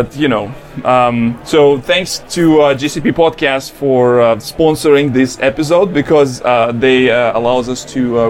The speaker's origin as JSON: {"language": "English", "country": "Russia", "accent": "heavy Russian accent", "second_language": "English", "said": "our voices in English with heavy Russian accent"}